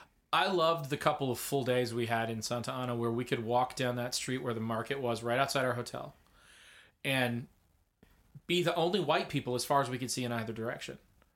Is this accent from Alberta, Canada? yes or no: no; Ontario, Canada; Which we're basically from Ontario.